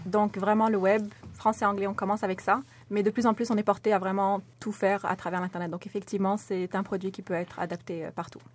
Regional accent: Morocco; moved away as an adult; j'ai grandi au Maroc

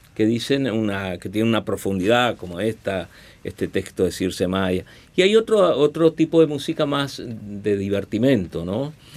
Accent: Tacuarembó, Uruguay; en Tacuarembó, en mi pueblo

